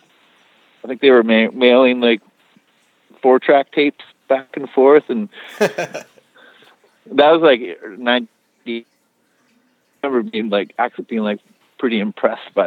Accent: Victoria, British Columbia, Canada; also born or lived in Vancouver; I grew up in, well, in Victoria, so on the island, on Vancouver Island.

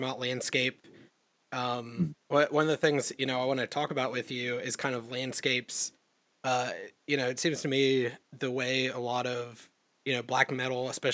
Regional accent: the South, United States; I'm from the South in the United States

